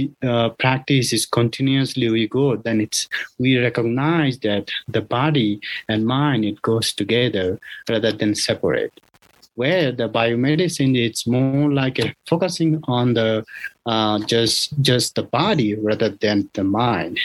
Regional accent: Bangladesh; also born or lived in Thailand; now in United States; I was born in Bangladesh and also I was practicing in Thailand

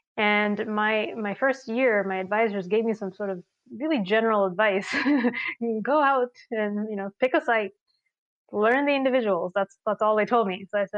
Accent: Sri Lanka; I grew up in Sri Lanka

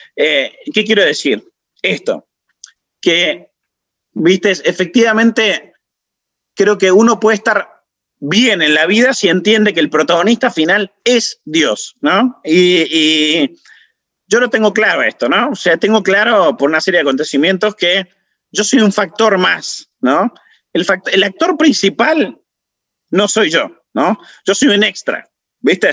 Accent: Salta, Argentina; now in Buenos Aires, Argentina; yo soy salteño

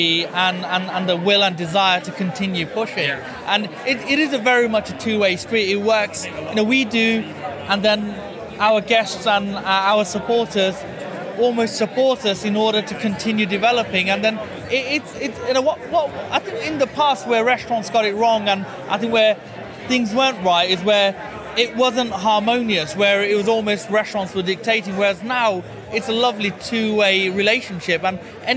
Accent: Birmingham, West Midlands, United Kingdom; I'm a son of Birmingham. I was born and brought up there, so you know, first and foremost, I'm a Brummie.

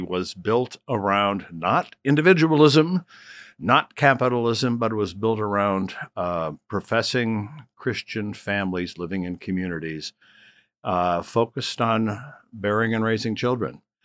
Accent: Rockford, Illinois, United States; my hometown of, of Rockford

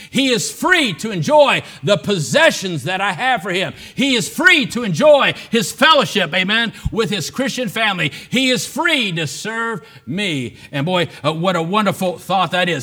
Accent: United States; born free as an American

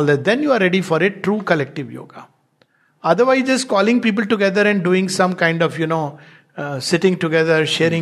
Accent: India

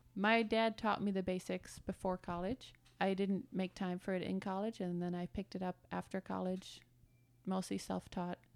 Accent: Germany; moved away as an adult; also born or lived in Detroit, Michigan, United States; now in United States; born in Detroit, but then I grew up in Germany. My parents moved there when I was one, so I spent my whole childhood in Germany

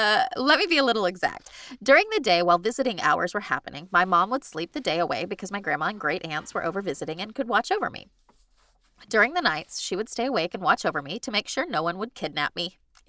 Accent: Dallas, Texas, United States; born there; So I was born in Parkland. The old one. Second one. The one before the new one that's shaped weird. And everybody in Dallas knows that.

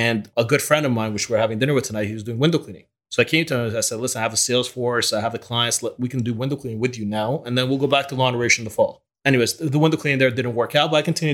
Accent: Canada; English is a second language; also born or lived in Ukraine / Israel; moved to Canada when I was 8 years old

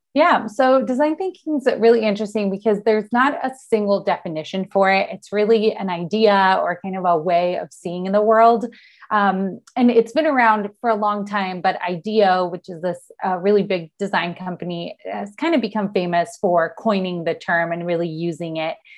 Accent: Argentina; now in San Diego, United States; I'm based in San Diego, California. Um, I'm originally from Argentina and I moved here

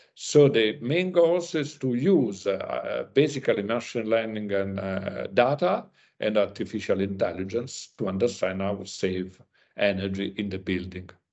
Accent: Italy; I came from Italy

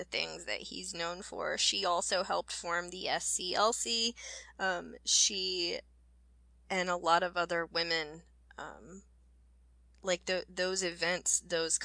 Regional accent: Georgia, United States; growing up in Georgia, as a kid

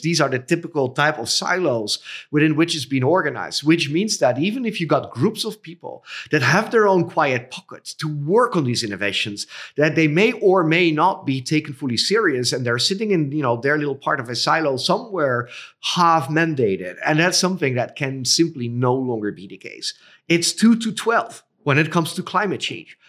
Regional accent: Netherlands; also born or lived in Cambodia; I was born in the Netherlands. I currently reside in the Netherlands

